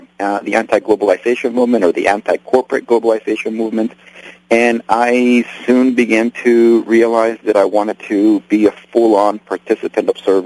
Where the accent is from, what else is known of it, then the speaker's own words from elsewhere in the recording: Nicaragua; now in United States; I'm from Nicaragua, and I was born there and raised there